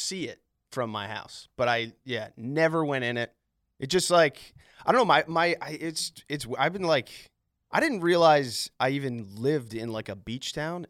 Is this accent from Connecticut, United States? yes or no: yes; Greenwich, Connecticut, United States; moved away as an adult; also born or lived in Philadelphia; Yeah, I grew up outside. I grew up in Connecticut. Yeah, I grew up in Greenwich, actually.